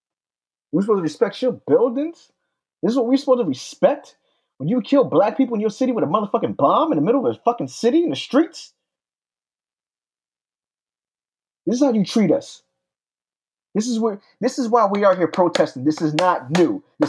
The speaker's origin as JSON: {"language": "English", "region": "Pennsylvania", "country": "United States", "tie": "born or raised there", "said": "my hometown of Pennsylvania."}